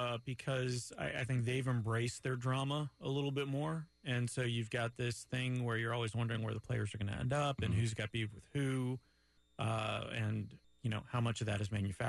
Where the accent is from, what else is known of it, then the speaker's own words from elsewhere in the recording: Montreal, Quebec, Canada; now in Winter Park, United States; I'm from Montreal